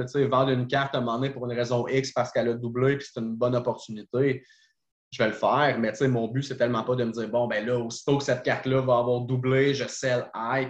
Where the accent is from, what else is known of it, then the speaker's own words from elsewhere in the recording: Trois-Rivières, Quebec, Canada; je suis de Trois-Rivières